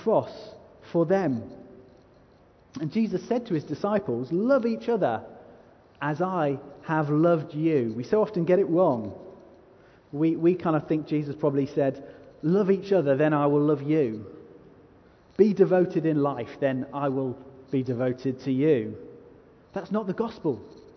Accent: United Kingdom; I'm so British

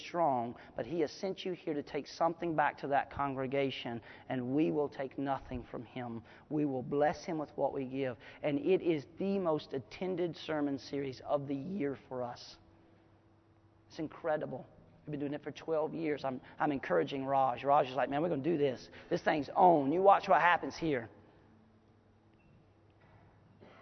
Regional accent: United States

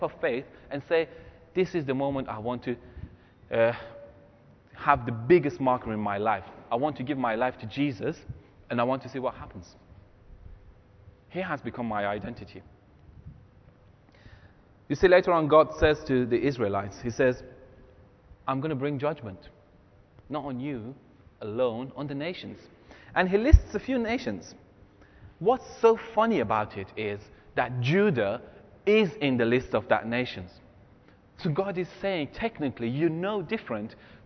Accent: Iran; moved away; my grandfather and my grandmother are from two different ethnic groups in Iran

